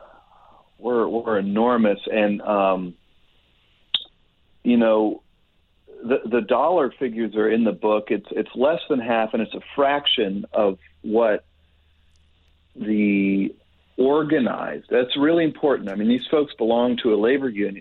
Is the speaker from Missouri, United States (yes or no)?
yes; Kansas City, Missouri, United States; moved away as an adult; also born or lived in Washington, D.C.; I live in Kansas City. I was born and raised in Kansas City